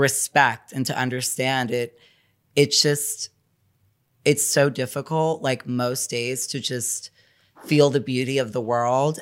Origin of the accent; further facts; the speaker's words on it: New York City, New York, United States; I'm from New York City, born and bred